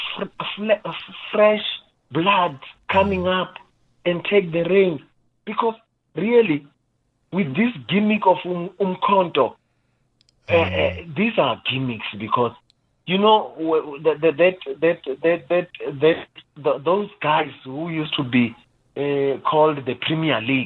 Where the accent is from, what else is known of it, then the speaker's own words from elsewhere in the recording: South Africa; as South African, a responsible South African